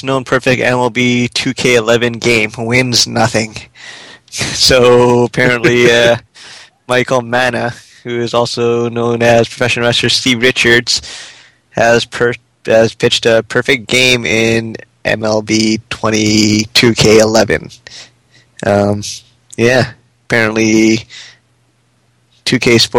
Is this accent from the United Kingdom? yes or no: no; Canada; We're Canadian.